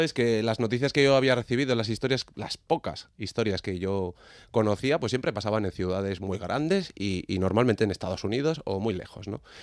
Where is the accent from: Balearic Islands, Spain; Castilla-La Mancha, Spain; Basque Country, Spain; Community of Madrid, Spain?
Basque Country, Spain; Legorreta; nací en Legorreta